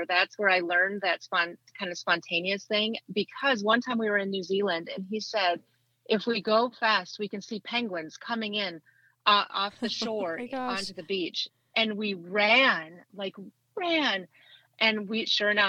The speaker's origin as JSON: {"language": "English", "region": "Minnesota", "country": "United States", "tie": "born or raised there", "moved": "as an adult", "lives_now": "Tennessee, United States", "said": "So I grew up in Minnesota. I lived there for 40 years."}